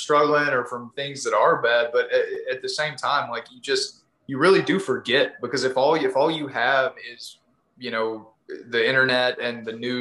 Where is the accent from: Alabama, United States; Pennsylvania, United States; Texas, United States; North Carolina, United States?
Texas, United States; East; I grew up in East Texas, like, you know, when I drink, I get a pretty heavy accent myself